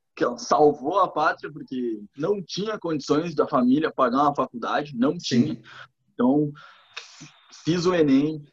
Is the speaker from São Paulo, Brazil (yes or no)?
no; Torres, Rio Grande do Sul, Brazil; moved away as an adult; also born or lived in Lages, Santa Catarina; now in Florianópolis, Brazil; fui criado em Torres. Daí eu fui fazer faculdade em Lages